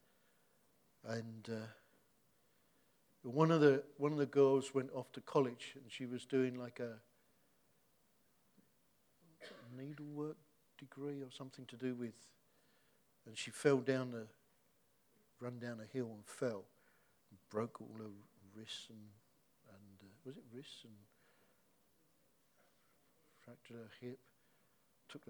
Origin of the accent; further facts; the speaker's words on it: Hoddesdon, East of England, United Kingdom; moved away as an adult; also born or lived in Dagenham; I don't come from Dagenham, I come from Hertfordshire. I'm from Hoddesdon